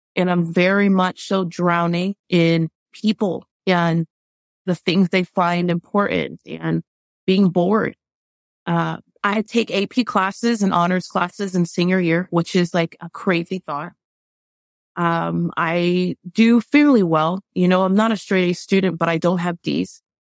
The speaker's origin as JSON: {"language": "English", "town": "Miami", "region": "Florida", "country": "United States", "tie": "born or raised there", "said": "growing up in Miami"}